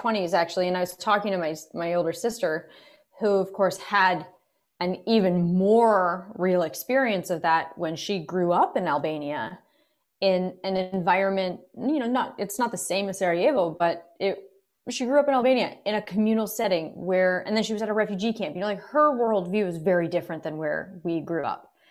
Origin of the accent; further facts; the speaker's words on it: Kingston, Ontario, Canada; we grew up in Kingston in, in the suburbs.